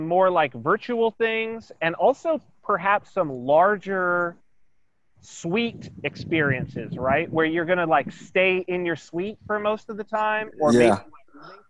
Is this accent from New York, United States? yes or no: no; San Bernardino, California, United States; now in Saipan, Northern Mariana Islands; I was raised in San Bernardino, California